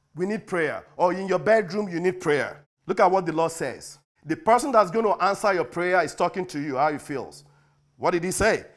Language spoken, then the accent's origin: English; United States; we as American